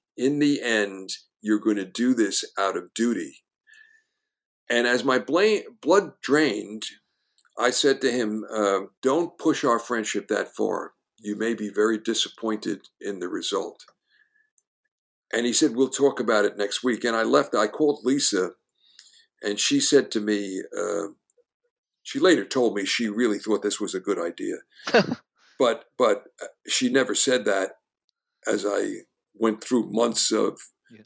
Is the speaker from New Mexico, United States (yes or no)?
no; New York, United States; I was the, a New Yorker and understood it in its soul